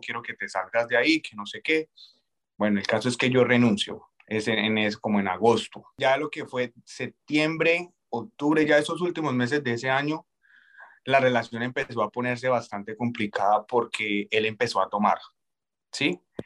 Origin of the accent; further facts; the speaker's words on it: Colombia; moved away as an adult; Soy colombiano. Eh, yo llegué a este país hace aproximadamente tres años